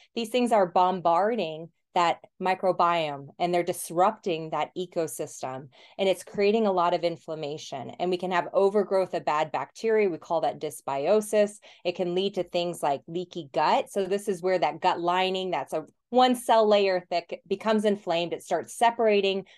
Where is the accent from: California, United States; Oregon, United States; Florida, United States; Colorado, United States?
Colorado, United States; moved away as an adult; also born or lived in New Zealand; I'm from Colorado originally